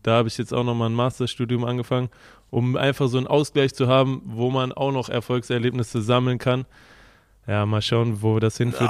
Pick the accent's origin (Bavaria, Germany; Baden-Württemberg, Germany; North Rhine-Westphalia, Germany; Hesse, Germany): North Rhine-Westphalia, Germany; Kreuzau; moved away as an adult; also born or lived in Würselen; now in Wolfsburg, Germany; von meinem Heimatort Kreuzau nach Köln sind ungefähr 50 Kilometer